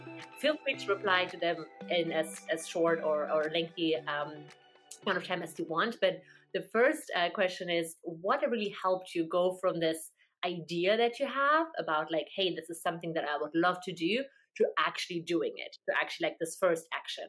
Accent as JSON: {"language": "English", "country": "Germany", "second_language": "English", "said": "I am from Germany."}